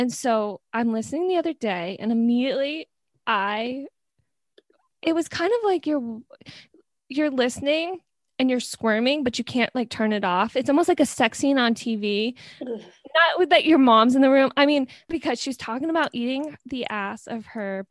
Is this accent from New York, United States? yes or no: yes; New York, United States; I'm from New York